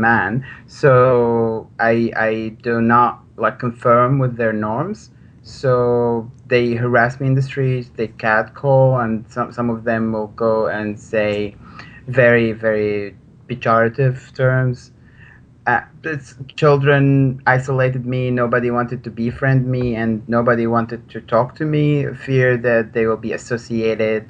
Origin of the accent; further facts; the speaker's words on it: Maarat al-Numan, Idlib Governorate, Syria; moved away; I was born in a very small town in Idlib province called Ma'aret al-Noman